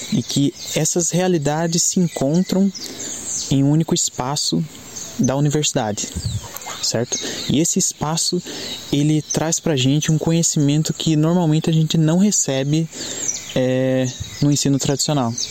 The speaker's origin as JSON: {"language": "Portuguese", "town": "Irati", "region": "Paraná", "country": "Brazil", "said": "sou de Irati, Paraná."}